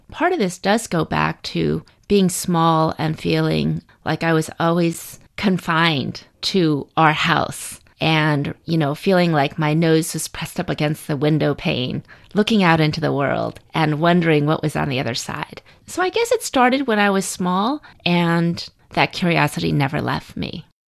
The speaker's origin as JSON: {"language": "English", "country": "United States", "tie": "born or raised there", "said": "I'm a Chinese American. I'd lived in the United States my whole life"}